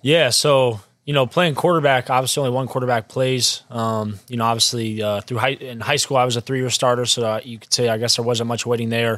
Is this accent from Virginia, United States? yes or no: yes; Springfield, Virginia, United States; I'm from Springfield, Virginia, Northern Virginia, about thirty-five minutes away from, uh, College Park